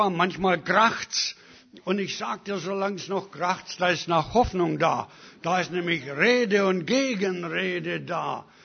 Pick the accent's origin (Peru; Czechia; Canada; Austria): Canada; now in Germany; Und ich habe ihm gesagt, ich bin aus Kanada, ich verdiene bessere Behandlung.